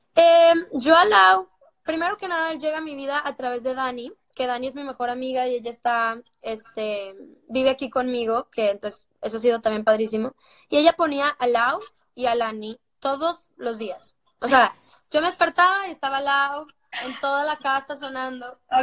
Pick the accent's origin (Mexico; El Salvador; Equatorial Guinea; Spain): Mexico; Monterrey, Nuevo León; de la misma ciudad de donde soy yo